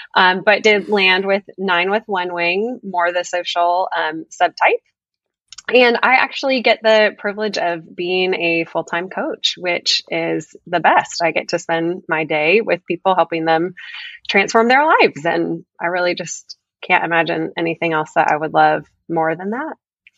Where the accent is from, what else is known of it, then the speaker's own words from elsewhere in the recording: the Northwest, Pacific Northwest, United States; now in Franklin, United States; I'm actually originally from the Northwest. I played a lot of soccer mm-hmm. in Marysville.